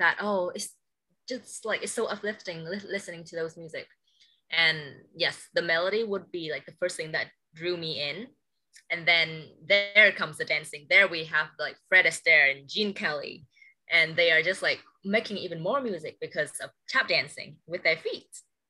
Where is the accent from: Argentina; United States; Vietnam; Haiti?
Vietnam; Hanoi; But growing up in Hanoi, I feel we are still like one of the main cities in Vietnam, but we take things a bit slower.